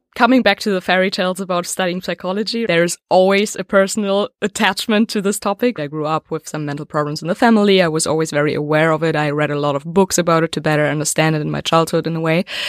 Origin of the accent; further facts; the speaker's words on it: Berlin, Germany; We are based in Berlin, and we are from Berlin